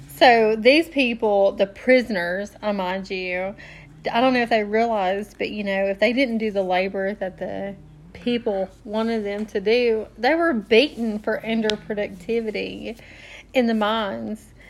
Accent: Tennessee, United States; we are from Tennessee

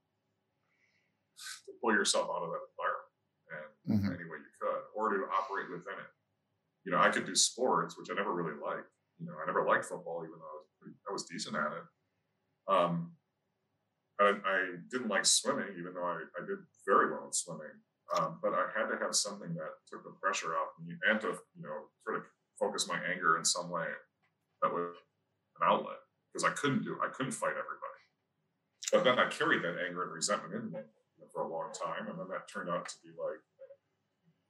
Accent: Holland, Michigan, United States; moved away as an adult; also born or lived in Detroit; growing up in Michigan and Holland

